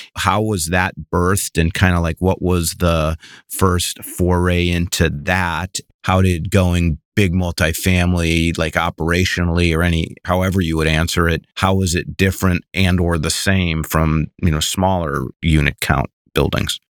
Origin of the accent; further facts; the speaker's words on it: Midwest, United States; I grew up in the Midwest